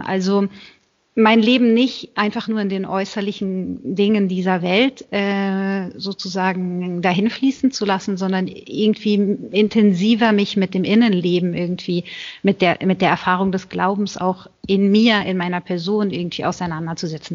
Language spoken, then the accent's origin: German; Berlin, Germany; moved away as an adult; now in Italy; Ich bin in Berlin geboren, 1984, in einer Großfamilie aufgewachsen